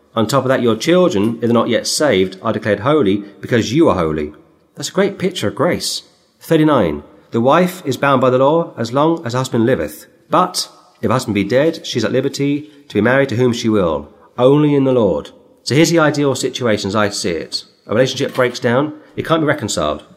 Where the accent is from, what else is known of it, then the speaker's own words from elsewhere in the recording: England, United Kingdom; as an English uh, citizen